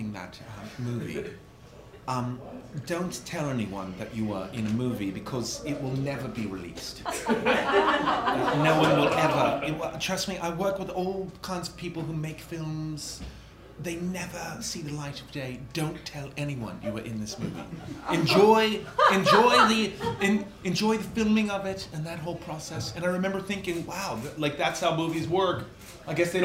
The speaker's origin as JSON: {"language": "English", "town": "New York City", "region": "New York", "country": "United States", "tie": "born or raised there", "moved": "yes", "lives_now": "Los Angeles, United States"}